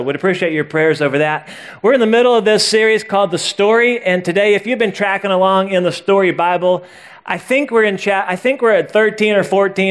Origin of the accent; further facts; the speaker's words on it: Missouri, United States; now in North Carolina, United States; I grew up in Missouri, and so as a lifelong Missouri Tigers fan